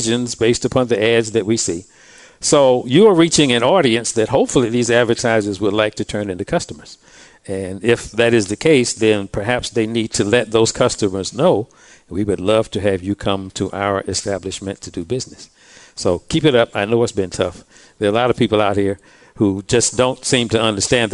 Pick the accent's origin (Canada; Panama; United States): United States; Durham, North Carolina; also born or lived in Ohio; I was born and raised in Durham.